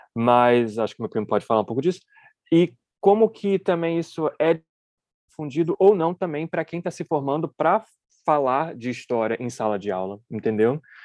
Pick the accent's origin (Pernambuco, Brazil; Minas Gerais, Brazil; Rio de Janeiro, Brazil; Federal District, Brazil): Rio de Janeiro, Brazil; eu nasci e fui criado no Rio de Janeiro